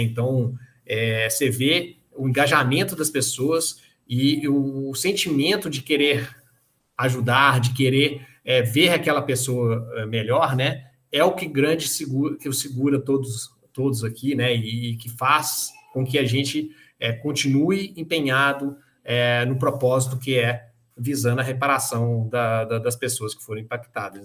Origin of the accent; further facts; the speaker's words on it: Mariana, Minas Gerais, Brazil; also born or lived in Manaus; Eu sou de Mariana, a família da minha, da minha mãe é de Mariana